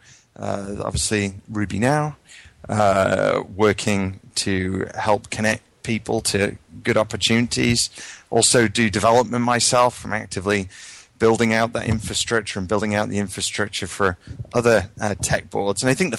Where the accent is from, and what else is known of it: United Kingdom; moved away as an adult; now in United States